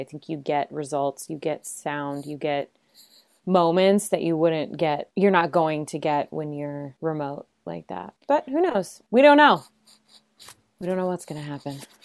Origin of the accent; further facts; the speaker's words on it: Chicago, Illinois, United States; moved away; also born or lived in Los Angeles / New York City; I hail originally from Chicago, so I'm a Midwesterner at heart